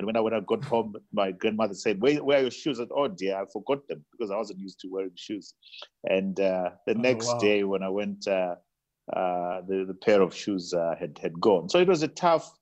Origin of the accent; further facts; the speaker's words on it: Bulawayo, Zimbabwe; I was born in Bulawayo, Pilo Hospital, in 1962, and my mother was a domestic worker, my father was a domestic worker, and it was a tough upbringing